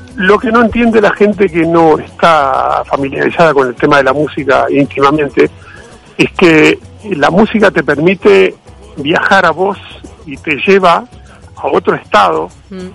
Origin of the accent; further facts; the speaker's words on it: Uruguay; nosotros los uruguayos